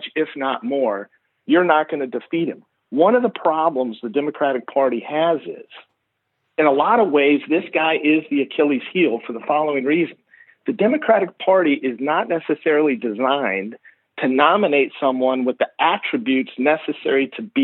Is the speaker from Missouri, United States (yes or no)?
yes; St. Louis, Missouri, United States; I grew up in St. Louis